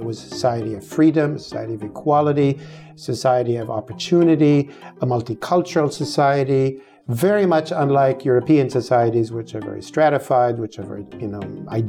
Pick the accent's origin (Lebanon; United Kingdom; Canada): Lebanon; Beirut, Beirut Governorate; Growing up in Beirut, the American University of Beirut was a big presence